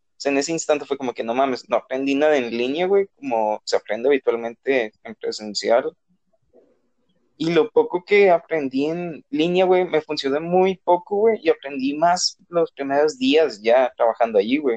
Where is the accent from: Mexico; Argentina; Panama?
Mexico; Nuevo León; todos somos de aquí de Nuevo León